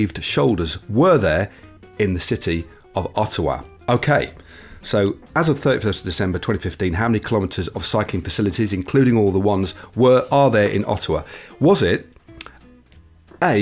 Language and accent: English; Derby, East Midlands, United Kingdom; my hometown of Derby